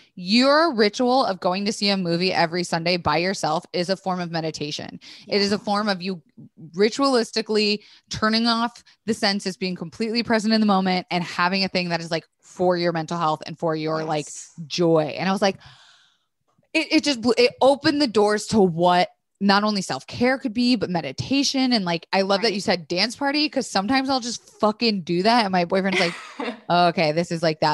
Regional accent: Tampa, Florida, United States; I'm from Florida, Tampa.

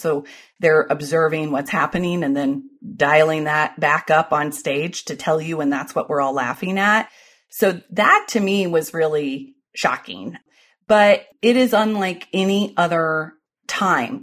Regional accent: Ohio, United States; I was born in Ohio

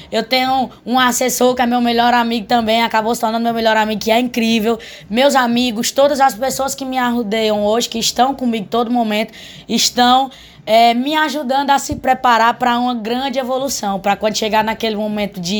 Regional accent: Alto Santo, Ceará, Brazil; É como eu disse, eu nasci e me criei em Alto Santo e eu conheço todo mundo de Alto Santo.

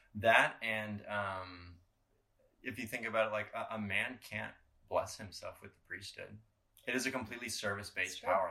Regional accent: Colorado, United States; we grew up in Colorado. Obviously, we we hiked a lot of mountains.

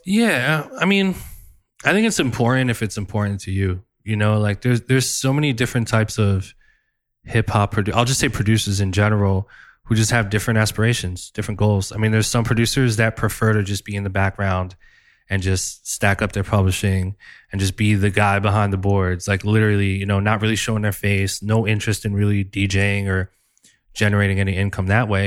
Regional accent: New Jersey, United States; in the hood in Jersey where I grew up

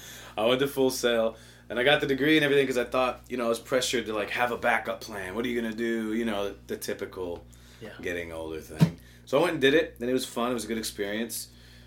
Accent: Chicago, Illinois, United States; also born or lived in Nashville; I'm originally from Chicago.

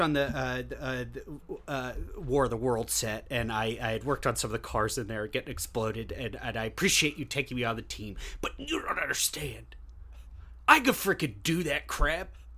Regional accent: Long Beach, United States; I'm from Long Beach.

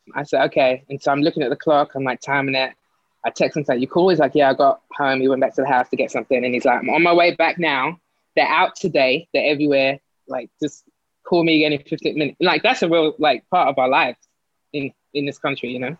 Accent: London, United Kingdom; moved away as an adult; also born or lived in Greenwich / Sydenham; now in New York, United States; born in born in Greenwich, um, but lived in Lewisham my whole life up until I moved here.

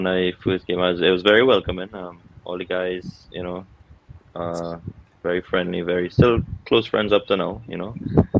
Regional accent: Trinidad & Tobago; growing up in Trinidad, most of my time was spent at Queen's Park.

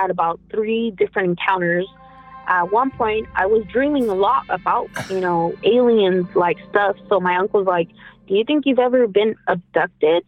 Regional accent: Merced, California, United States; we're from Merced, California

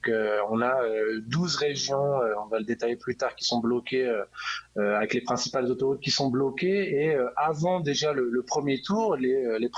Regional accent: France; moved away as an adult; now in Brazil; moi, je suis français, mais ça fait 10 ans que j'habite ici

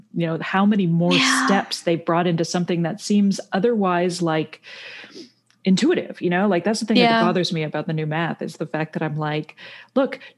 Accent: Canada; I grew up in Canada, so you don't have to take SATs or anything

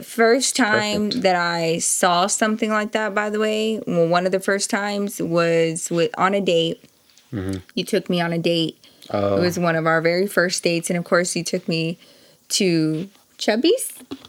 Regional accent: Dallas, Texas, United States; now in Denver, United States; as a Texan

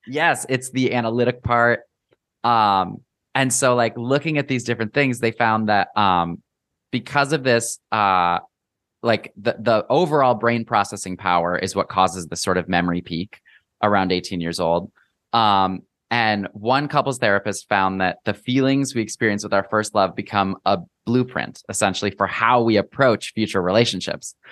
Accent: Midwest, United States; growing up in the Midwest

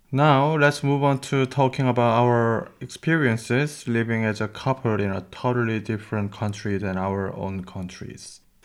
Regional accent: South Korea; now in Germany; from South Korea.

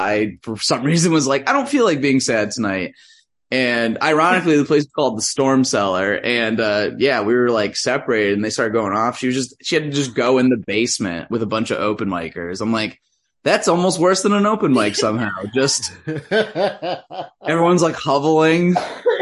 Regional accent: Connecticut, United States; moved away as an adult; now in Lincoln, United States; Growing up in Connecticut.

